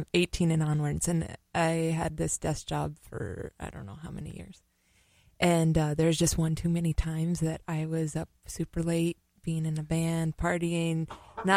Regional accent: Minneapolis, Minnesota, United States; Born and raised on the Weber Parkway, north side, Minneapolis, currently residing on the south side

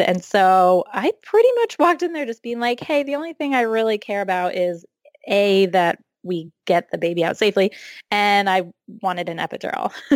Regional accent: New Jersey, United States; moved away as an adult; also born or lived in central Maine; now in Maine, United States; I grew up in New Jersey, um, but I now live in central Maine 'cause I went to college here

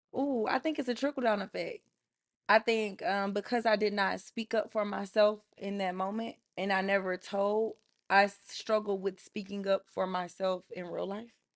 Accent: Atlanta, Georgia, United States; I'm from Atlanta

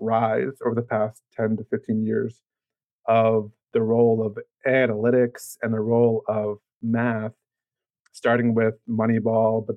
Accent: Maryland, United States; I'm from Maryland, so we're Baltimore Orioles fans

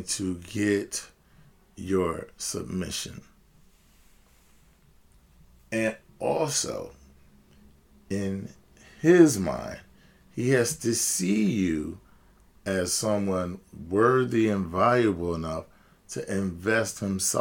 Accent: United States; as I'm speaking as an American

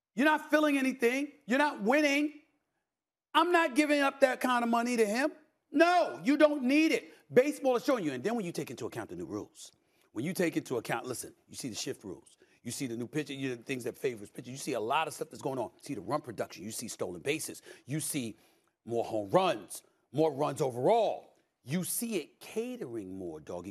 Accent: New York, United States; New York Yankees, which is my hometown team

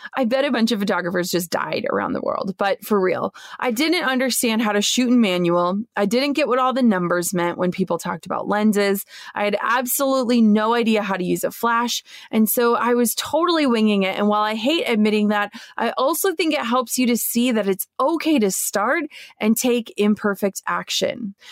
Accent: Minnesota, United States; moved away as an adult; my hometown in Minnesota

